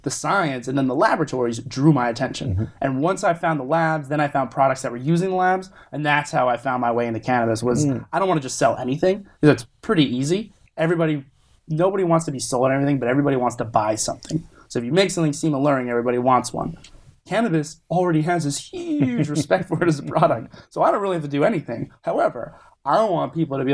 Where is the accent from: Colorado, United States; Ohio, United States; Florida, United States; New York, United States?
Florida, United States; South; also born or lived in New Jersey / North Carolina; now in California, United States; I was born in New Jersey, grew up in South Florida, educated in North Carolina